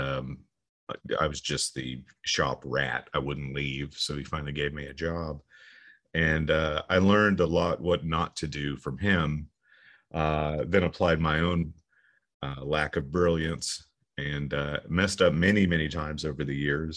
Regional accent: Ormond Beach, Florida, United States; moved away; my hometown of Ormond Beach, which is Daytona Beach, Florida

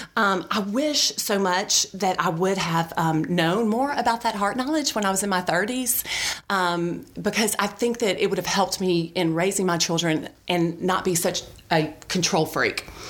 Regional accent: Birmingham, Alabama, United States; also born or lived in Auburn, Alabama; I grew up here in Birmingham. I went to Shades Valley High School back when it was off of 280

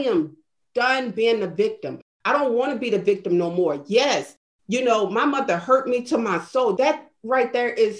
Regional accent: New Orleans, Louisiana, United States; moved away as an adult; I came from New Orleans, Louisiana, shortly after Hurricane Katrina, being trapped in the city for 3 days

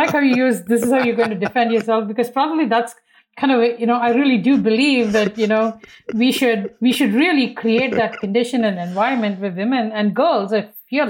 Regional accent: India; You know, when I was young and I grew up in India, which was very different then than it is today

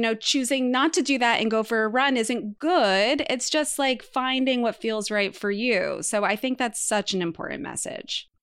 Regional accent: Martha's Vineyard, Massachusetts, United States; Emma and I come from the same hometown, the island of Martha's Vineyard.

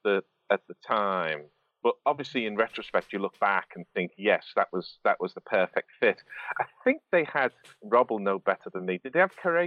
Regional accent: Liverpool, North West England, United Kingdom; obviously I grew up in Liverpool.

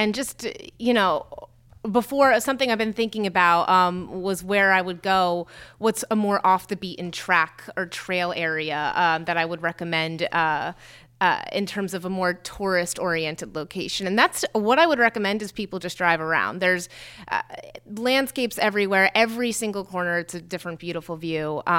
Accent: Morristown, New Jersey, United States; born there; I was born in Morristown. You know, that's the home of Jockey Hollow and George Washington.

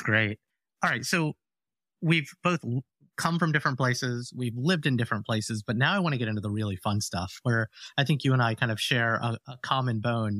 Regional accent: Alabama, United States; the home I grew up in Alabama

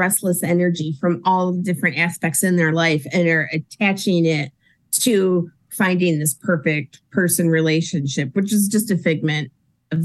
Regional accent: United States; I'm American

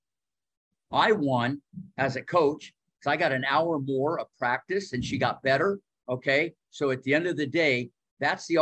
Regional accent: Ohio, United States; growing up in Ohio

